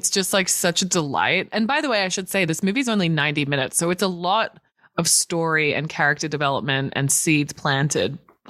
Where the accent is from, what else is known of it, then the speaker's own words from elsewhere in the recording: Australia; moved away; being an Aussie